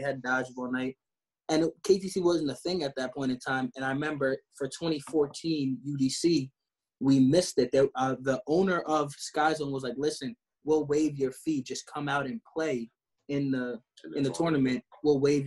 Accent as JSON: {"language": "English", "region": "New York", "country": "United States", "said": "We're also all from New York"}